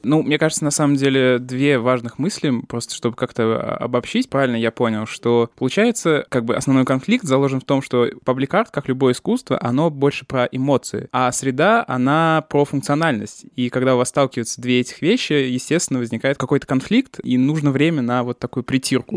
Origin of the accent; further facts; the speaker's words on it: Samara Oblast, Russia; я просто сам из Самарской области